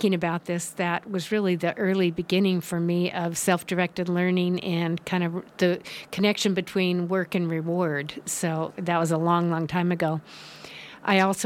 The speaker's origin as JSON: {"language": "English", "town": "Los Altos", "region": "California", "country": "United States", "tie": "born or raised there", "also_born_or_lived": "Santa Clara / Petaluma", "moved": "as an adult", "lives_now": "Nevada County, United States", "said": "I grew up in Los Altos, which is now the heart of the Silicon Valley"}